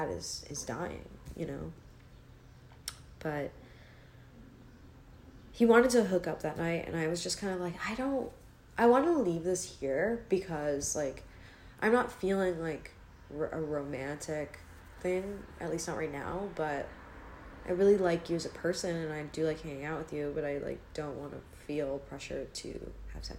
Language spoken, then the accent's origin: English; Maryland, United States; I'm from Maryland.